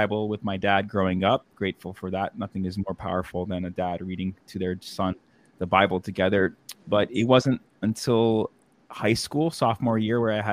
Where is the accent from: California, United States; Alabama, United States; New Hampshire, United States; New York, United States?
New York, United States; Rockland County; I grew up in Rockland County, just outside of New York City.